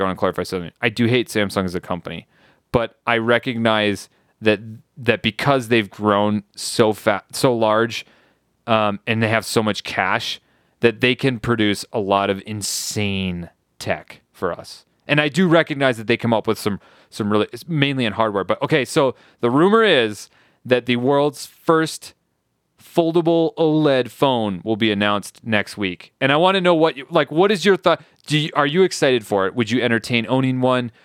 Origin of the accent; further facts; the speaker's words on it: United States; also born or lived in France; I'm just an American idiot